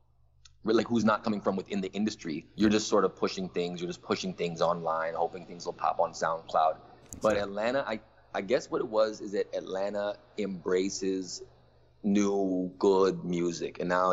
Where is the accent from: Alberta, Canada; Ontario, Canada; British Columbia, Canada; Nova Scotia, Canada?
Ontario, Canada; Toronto; I'm a rapper from Toronto.